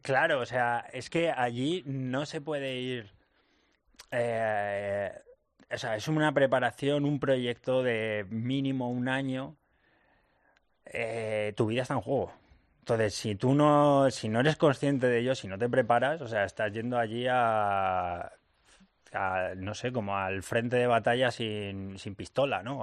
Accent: Madrid, Community of Madrid, Spain; soy de Madrid

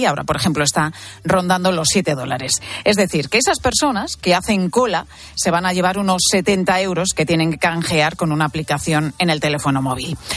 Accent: Spain; recientes estudios nos dicen que somos los europeos más despreocupados con nuestra seguridad en Internet. Fíjate que solo un 17% de españoles, tres puntos por debajo de la media europea

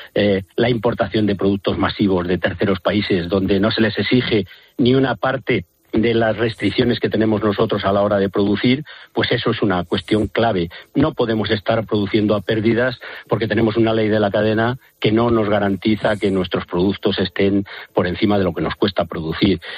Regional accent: Valladolid, Castile and León, Spain; yo soy de Valladolid

